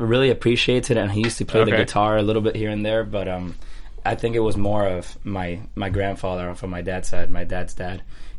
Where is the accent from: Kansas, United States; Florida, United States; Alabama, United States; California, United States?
Florida, United States; Miami; moved away as an adult; now in Nashville, United States; being from Miami, Florida, and moving to Nashville about 5 years ago.